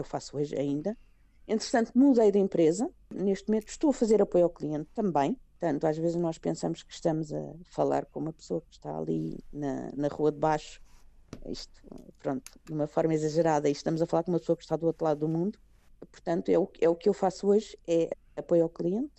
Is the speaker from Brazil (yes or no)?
no; Portugal; moved away as an adult; now in Greece; quando eu saí de Portugal meu sobrinho tinha nove meses